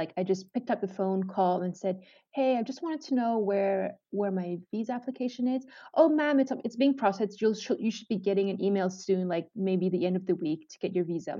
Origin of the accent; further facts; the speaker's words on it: Malaysia; So when I grew up in Malaysia, obviously I was already into the Asian culture. And obviously, Ramadan is a very big thing in Malaysia.